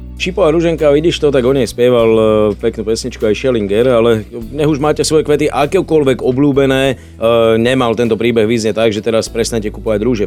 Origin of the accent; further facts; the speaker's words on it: Slovakia; My sme súťaživí Slováci